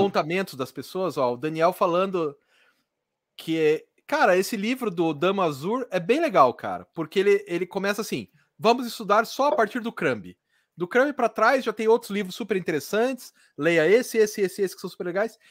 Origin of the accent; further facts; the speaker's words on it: Curitiba, Paraná, Brazil; eu sou de Curitiba, não sou de São Paulo.